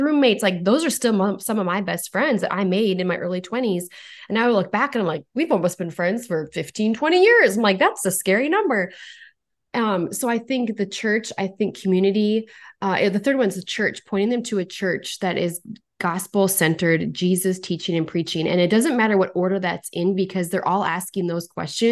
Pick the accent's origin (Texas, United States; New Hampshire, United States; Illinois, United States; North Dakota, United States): North Dakota, United States; I'm from North Dakota